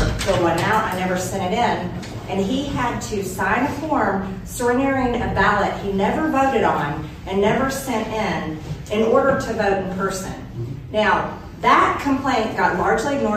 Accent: Georgia, United States; I'm born and raised in Georgia, lived there all my life

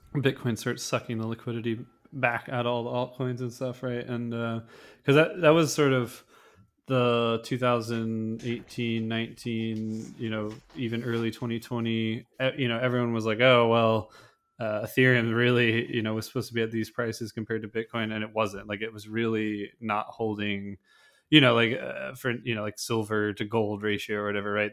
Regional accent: United States; as an American citizen

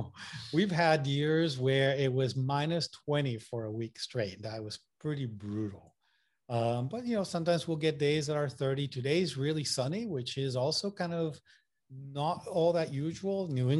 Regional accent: Puerto Rico; accent: Puerto Rican and Massachusetts; also born or lived in Massachusetts / North Carolina; now in Maine, United States; You know, I'm originally from Puerto Rico. I went to school in Massachusetts. So my accent is all messed up between, you know, Puerto Rican accent and Massachusetts accent.

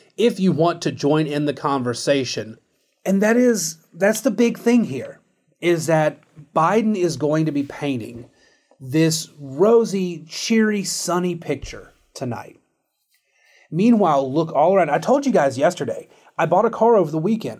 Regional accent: United States; as an American

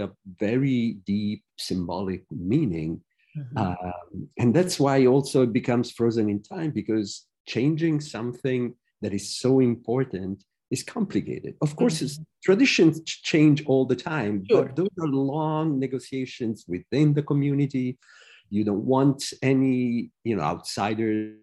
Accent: Rome, Lazio, Italy; now in United States; I was born in Rome, studied all over the world. Now I'm a professor in the US

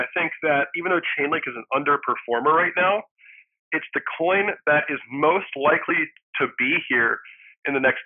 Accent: United States; also born or lived in Philadelphia / Los Angeles; I live in the U.S. I was born in the U.S., but I am also a Swedish citizen

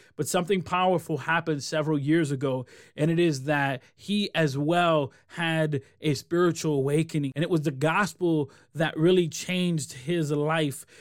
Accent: Rochester, New York, United States; also born or lived in Puerto Rico; I moved from Rochester where I'm born and raised to Puerto Rico

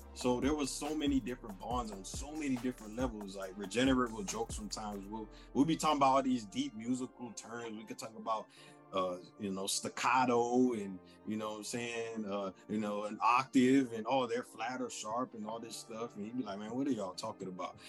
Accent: Jamaica; I am Jamaican.

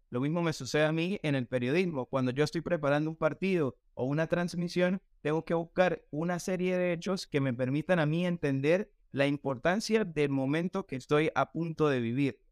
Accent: Táchira, Venezuela; moved away as an adult; also born or lived in Buenos Aires, Argentina; yo vengo de Táchira, es la, es la, zona deportiva eh, de fútbol de nuestro país, de Venezuela

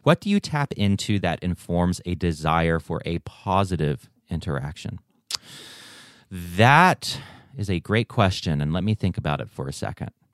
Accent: United States; also born or lived in Taiwan; I was raised in a missionary setting here in the States

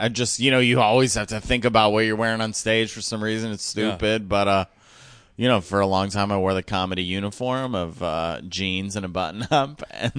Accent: Elkhart, Indiana, United States; Elkhart, Indiana. It's near South Bend.

